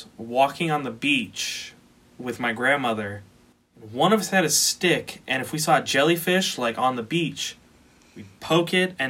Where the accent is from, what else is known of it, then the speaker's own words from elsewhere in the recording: Florida, United States; I grew up in Florida.